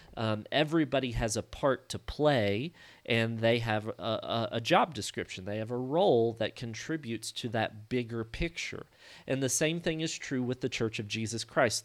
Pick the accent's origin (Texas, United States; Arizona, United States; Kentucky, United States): Kentucky, United States; Hardin; I'm from Hardin, Kentucky, which is just north of Murray